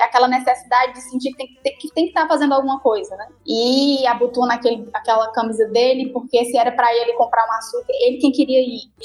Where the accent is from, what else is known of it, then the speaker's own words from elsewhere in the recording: Jaguaribara, Ceará, Brazil; also born or lived in São Paulo; eu nasci em São Paulo, né? Cresci em São Paulo, vivi até os sete anos, mais ou menos. E com, com sete anos, vim embora para Jaguaribara Velha.